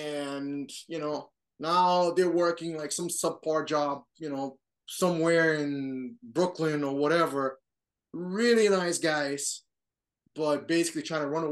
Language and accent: English; Rio de Janeiro, Brazil; also born or lived in United States (born); now in United States; I grew up in Brazil, Rio de Janeiro.